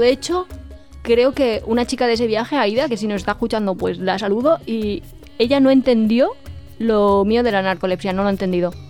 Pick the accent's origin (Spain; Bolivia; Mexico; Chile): Spain; somos españoles